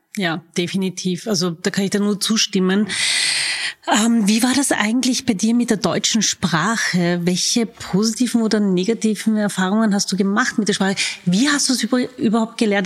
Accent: Vienna, Austria; Ich bin waschechte Wienerin

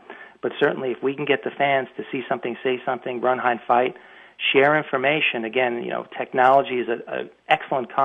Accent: Long Island, New York, United States; moved away; I'm from Long Island originally

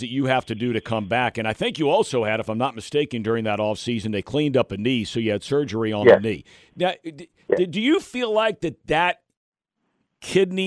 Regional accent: Cincinnati, Ohio, United States; coming back to my hometown, yours is L.A., mine's Cincinnati

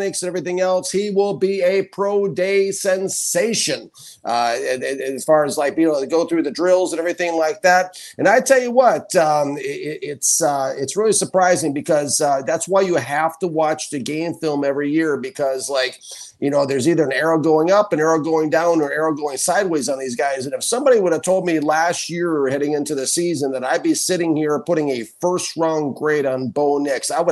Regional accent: Minnesota, United States; now in Key West, United States; I'm from Minnesota.

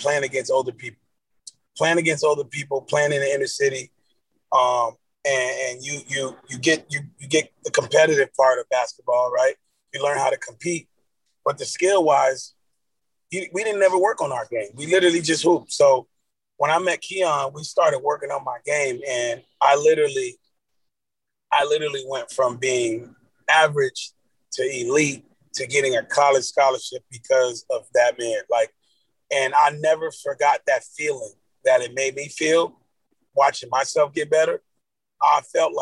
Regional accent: Miami Gardens, Florida, United States; also born or lived in Cooper City, Florida; I grew up in Carroll City

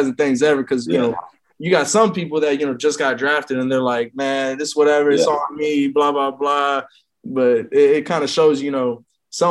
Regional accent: Houston, Texas, United States; me and Derek, we're both from Houston

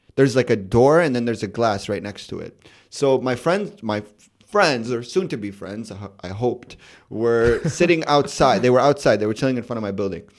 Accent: Chicago, Illinois, United States; born or raised there; moved away; also born or lived in Amman, Jordan

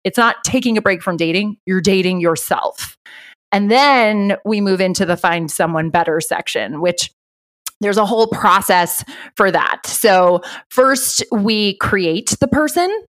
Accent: Ireland; I grew up Irish Catholic. I'm from Ireland. I'm 100% Irish

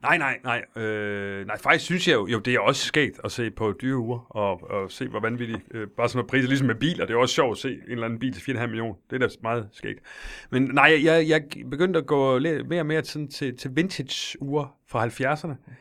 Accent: Silkeborg, Central Denmark Region, Denmark; Jeg er fra Silkeborg

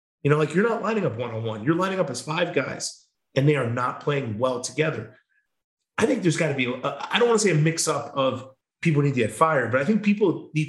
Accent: New York, United States; now in Wisconsin; I came from New York to go to Wisconsin. Like this is my pride and joy. Like I'm not from Wisconsin, but I love it more than anything.

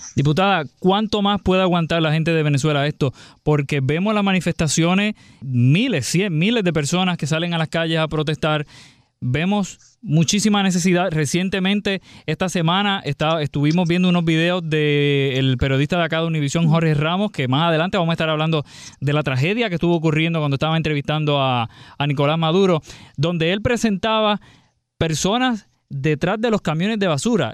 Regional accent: Puerto Rico; como decimos acá en, Puerto Rico

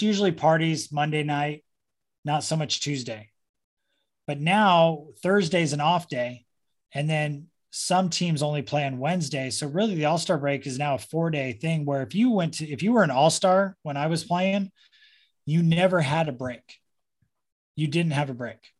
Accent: Orange County, California, United States; also born or lived in San Diego; I grew up in Orange County. I was born in San Diego, but kind of grew up in Orange County because my dad was a Marine in El Toro

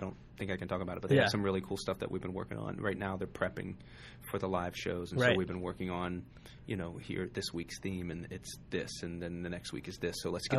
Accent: West Virginia, United States; From West Virginia.

